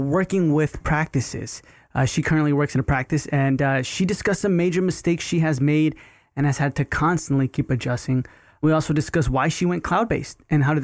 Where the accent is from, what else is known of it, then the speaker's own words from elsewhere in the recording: Texas, United States; I'm originally from Texas